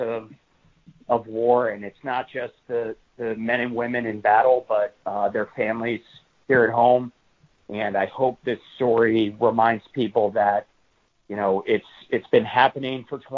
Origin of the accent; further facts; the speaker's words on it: Washington, District of Columbia, United States; moved away; our nation's capital where I grew up